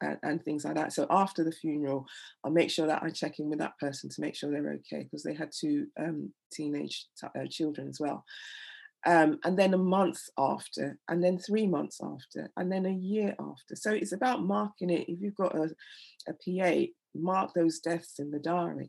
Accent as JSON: {"language": "English", "country": "Nigeria", "moved": "yes", "lives_now": "England", "said": "I'm Nigerian, and we, you know, death isn't, when someone dies, everyone comes over"}